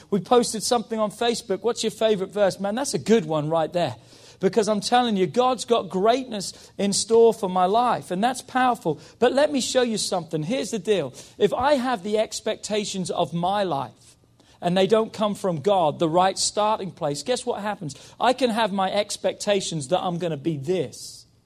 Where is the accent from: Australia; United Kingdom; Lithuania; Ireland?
United Kingdom; England; moved away; because I'm English